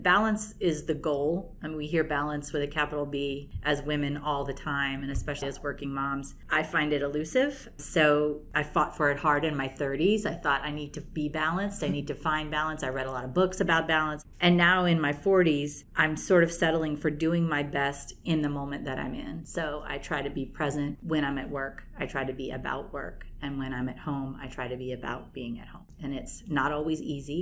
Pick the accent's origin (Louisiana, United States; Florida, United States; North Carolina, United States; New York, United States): Louisiana, United States; New Orleans; moved away as an adult; now in San Jose, United States; I'm from Louisiana, and most everybody knows that, and I have hometown restaurants in New Orleans